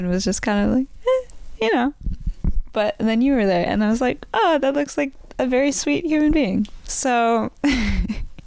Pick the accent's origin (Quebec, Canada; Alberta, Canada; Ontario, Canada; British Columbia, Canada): British Columbia, Canada; Vancouver; also born or lived in White Rock / Burnaby / Surrey; growing up in Vancouver